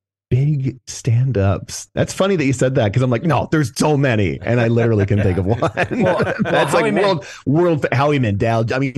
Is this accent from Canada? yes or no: yes; Canada; moved away as an adult; now in United States; I'm Canadian